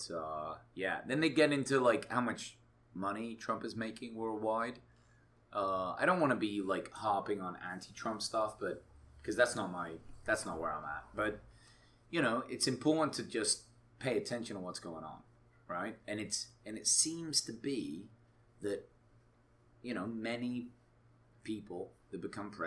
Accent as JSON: {"language": "English", "region": "England", "country": "United Kingdom", "moved": "yes", "lives_now": "United States", "said": "I'm from England originally."}